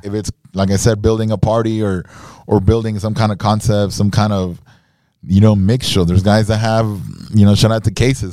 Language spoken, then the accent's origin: English; Nicaragua; now in Miami, United States; I was born in Miami, grew up in Nicaragua.